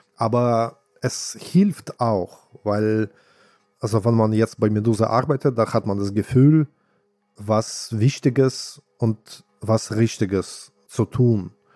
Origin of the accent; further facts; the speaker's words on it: Saint Petersburg, Russia; now in Germany; meine Heimatstadt St. Petersburg